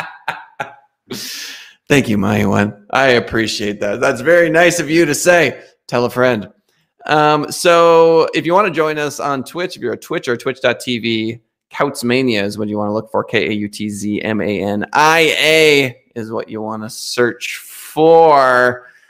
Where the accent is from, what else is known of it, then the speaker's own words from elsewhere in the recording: United States; the Americans, of which I am an American